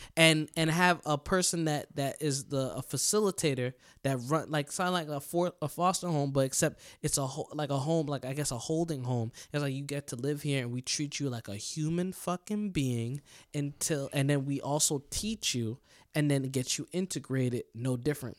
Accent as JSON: {"language": "English", "country": "United States", "said": "us America, us American people"}